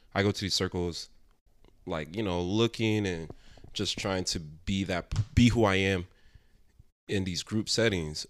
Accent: United States; born or raised there

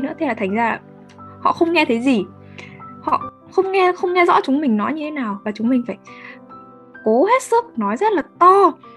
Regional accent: Northern Vietnam, Vietnam; accent: Northern (miền Bắc); giọng chúng mình miền Bắc

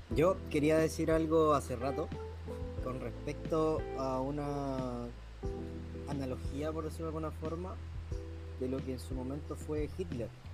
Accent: Chile

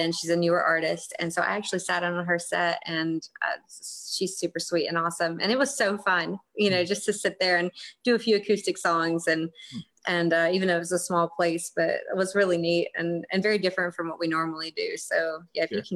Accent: South Carolina, United States; I won't go to Charlotte, but once a year maybe and play or or here in South Carolina in my hometown

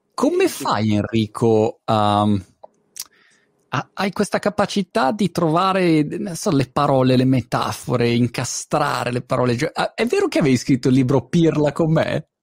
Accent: Milan, Lombardy, Italy; Io sono milanese d'origine

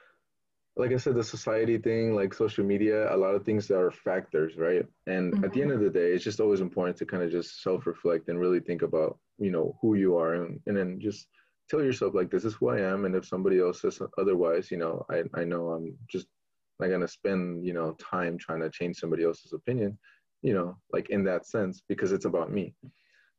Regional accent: Stockton, California, United States; accent: Californian; also born or lived in Mexico; I was from Mexico, right? And I came to Stockton, you know, and I did all my school there

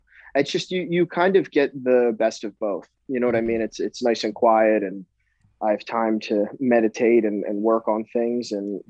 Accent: New Jersey, United States; Yeah, exactly. Southern Jersey too is just it's its own thing. You know

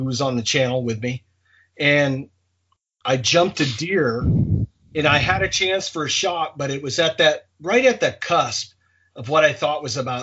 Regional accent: Maine, United States; as a kid growing up in Maine

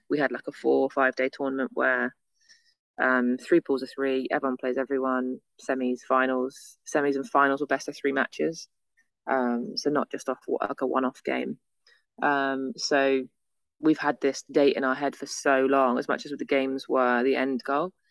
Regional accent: England, United Kingdom; being English in Australia, we

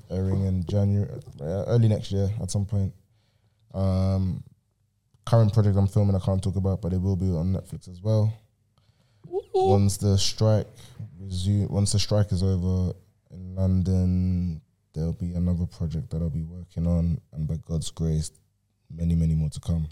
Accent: Vienna, Austria; moved away; in Vienna right now, in my hometown

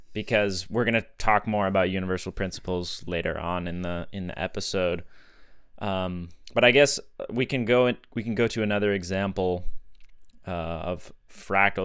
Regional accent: Sedona, Arizona, United States; Growing up in Sedona

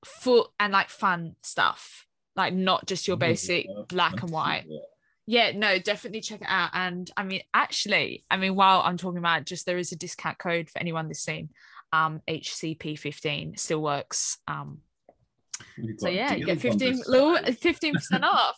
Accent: Australia; now in United Kingdom; I grew up in Australia

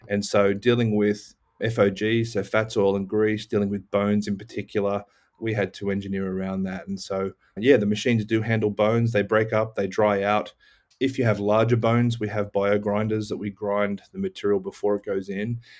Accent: Cronulla, New South Wales, Australia; moved away; also born or lived in Austin, Texas, United States; being an Aussie, we lived right on, on a beach in a town called Cronulla, south

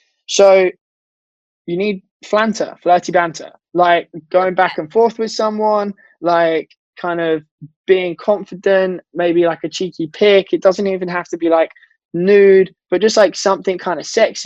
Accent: United Kingdom; we as in British people tend to have more of a dry, sarcastic, rude joke format

